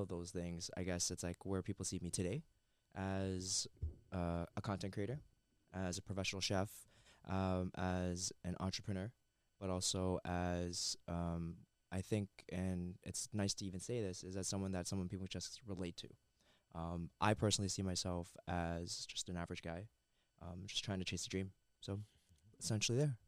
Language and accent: English; Mississauga, Ontario, Canada; I'm born and raised in Mississauga